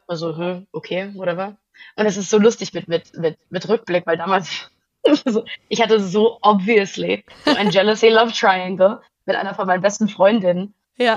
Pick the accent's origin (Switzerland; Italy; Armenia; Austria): Switzerland; outside Zurich; also born or lived in Großburgwedel, Lower Saxony, Germany / Herliberg, Switzerland; now in Berlin, Germany; danach sind wir in die Schweiz gezogen. Ähm, also ich bin nicht auf dem Land außerhalb von Zürich aufgewachsen.